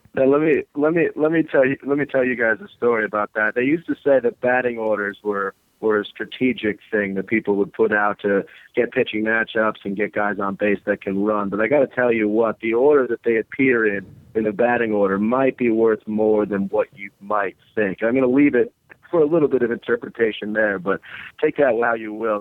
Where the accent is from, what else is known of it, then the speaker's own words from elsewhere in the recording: New York City, New York, United States; a native New Yorker, guys, I, I grew up in Brooklyn